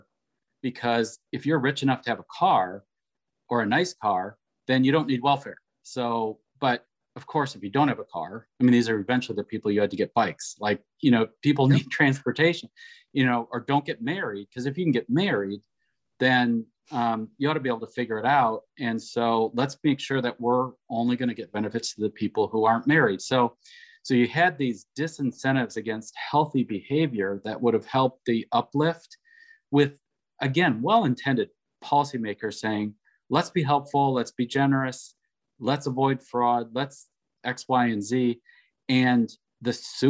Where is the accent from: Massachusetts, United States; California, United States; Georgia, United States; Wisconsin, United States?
Wisconsin, United States; I was able to work for my home state in Wisconsin on welfare reform.